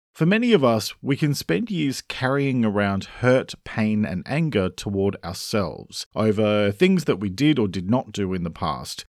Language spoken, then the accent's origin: English; Australia; I'm an Australian writer and speaker